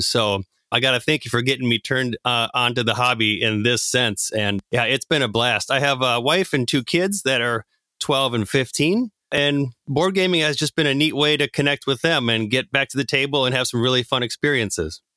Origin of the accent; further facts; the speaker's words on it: Minneapolis–Saint Paul, Minnesota, United States; I am from the Twin Cities, much like Mark and Jake